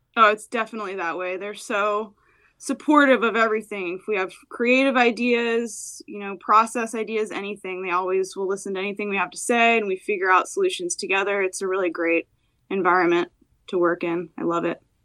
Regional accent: New Jersey, United States; moved away as an adult; also born or lived in Philadelphia / New York / Hawaii / California; now in San Diego, United States; I grew up in New Jersey, um, and I was there until I went to college in Philadelphia.

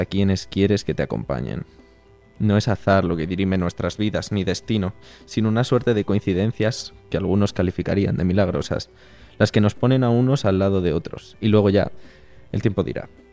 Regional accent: Brime de Sog, Castile and León, Spain; moved away; como el agua de mi pueblo, no hay

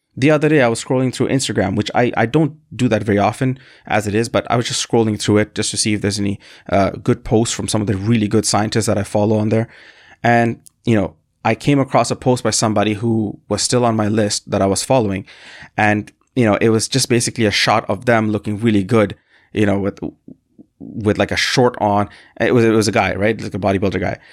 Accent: Canada; also born or lived in Bangladesh; I'm from a country called Bangladesh, and I moved to Canada when I was very young, and I essentially co-, consider myself Canadian 'cause this is, this is where I grew up for the majority of my life

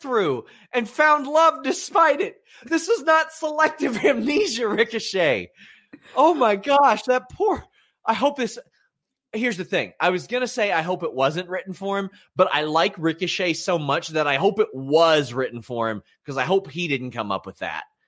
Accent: Kentucky, United States; I'm from Kentucky

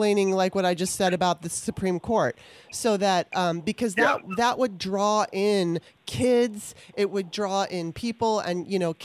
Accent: California, United States; now in Maryland, United States; I grew up on both coasts, right? I was in California for the most of my life I was in California. And I was born in Maryland and now I'm back in Maryland

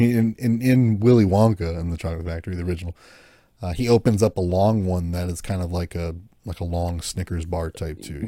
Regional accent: United States; as an American

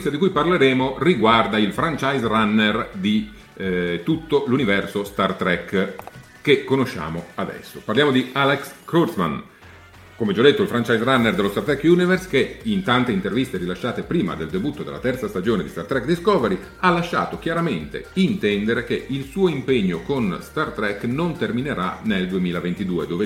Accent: Austria; Italian is a second language; ciao, non sono americano-italiano, ma sono austriaco.

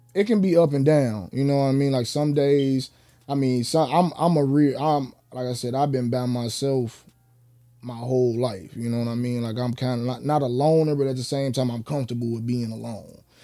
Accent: Chicago, Illinois, United States; we from Chicago

